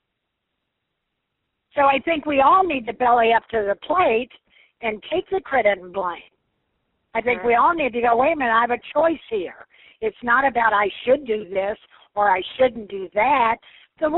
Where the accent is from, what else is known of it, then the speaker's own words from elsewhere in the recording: Evansville, Indiana, United States; moved away as an adult; I'm from Evansville, Indiana